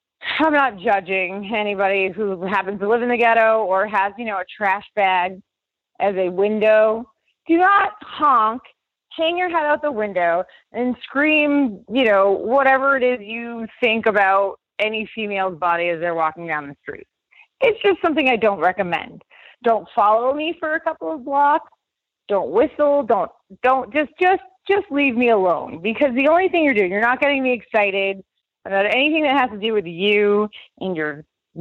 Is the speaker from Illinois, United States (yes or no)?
no; Massachusetts, United States; I am born and raised in Massachusetts